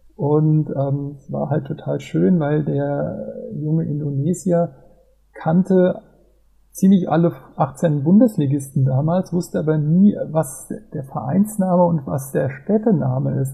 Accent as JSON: {"language": "German", "town": "Mainz", "region": "Rhineland-Palatinate", "country": "Germany", "tie": "born or raised there", "said": "ich bin 48 Jahre alt und bin gebürtiger Mainzer"}